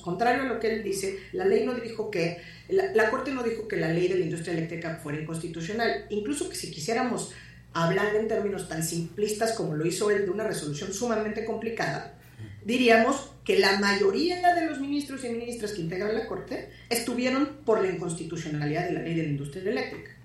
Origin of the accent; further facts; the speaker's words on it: Mexico; nosotros como mexicanas y mexicanos